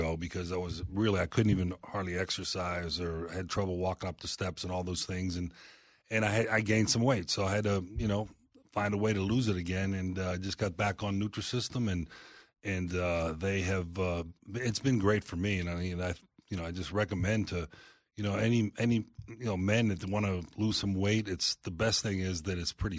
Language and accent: English; Pittsburgh, Pennsylvania, United States; moved away; I grew up in Pittsburgh